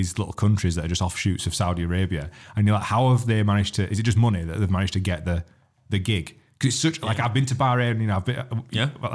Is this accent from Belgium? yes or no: no; United Kingdom; We're British